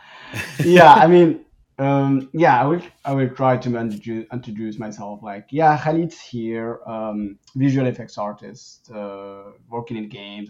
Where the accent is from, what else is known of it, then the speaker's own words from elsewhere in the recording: Morocco; now in Canada; I I grew up like in Morocco uh, before moving to Canada